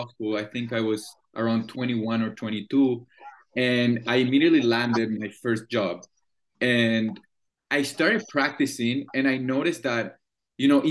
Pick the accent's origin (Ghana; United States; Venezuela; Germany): Venezuela; Caracas, Capital District; English is a second language; moved away as an adult; also born or lived in Vancouver, Canada; now in Montreal, Canada; I'm born and raised in Caracas, Venezuela.